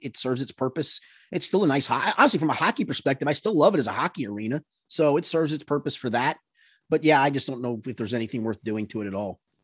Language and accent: English; New York, United States; moved away; growing up in New York